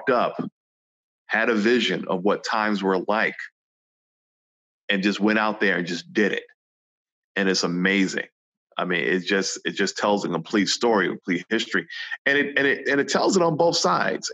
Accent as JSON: {"language": "English", "town": "New York City", "region": "New York", "country": "United States", "tie": "born or raised there", "said": "growing up in New York City, I was only exposed to the platforms that I saw, you know, in the Bronx and Brooklyn"}